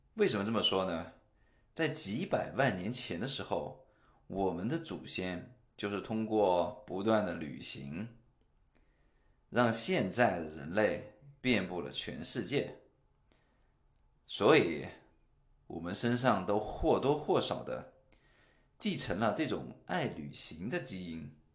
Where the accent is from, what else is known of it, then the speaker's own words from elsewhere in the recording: China; first language Chinese; moved away as an adult; now in Singapore; 我在中国出生和长大